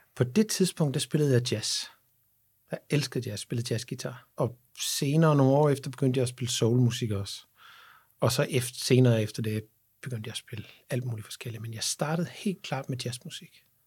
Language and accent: Danish; Havnbjerg, Southern Denmark, Denmark; og så er jeg opvokset i Havnberg på, på Als